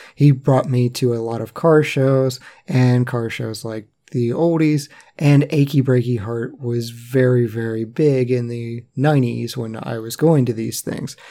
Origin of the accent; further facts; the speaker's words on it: West Virginia, United States; I was born in West Virginia